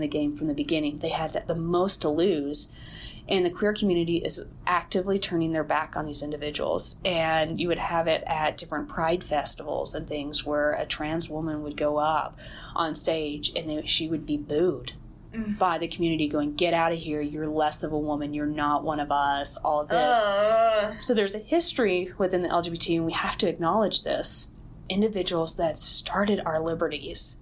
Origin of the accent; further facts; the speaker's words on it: Kentucky, United States; I'm from Kentucky